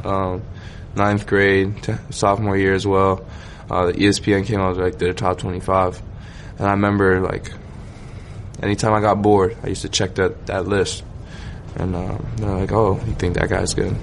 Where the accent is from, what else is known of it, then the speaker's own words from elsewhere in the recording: Toronto, Ontario, Canada; I'm from Scarborough, um, East Side Toronto